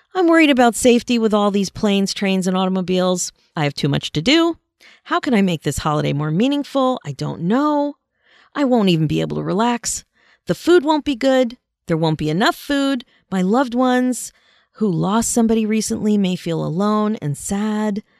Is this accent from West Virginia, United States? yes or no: no; Pennsylvania, United States; now in Canada; I grew up in Pennsylvania and was very involved in a high school marching band, the North Penn Marching Knights